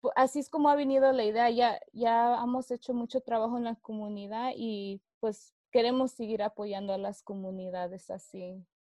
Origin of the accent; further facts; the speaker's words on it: Fresno, California, United States; yo creciendo acá en Fresno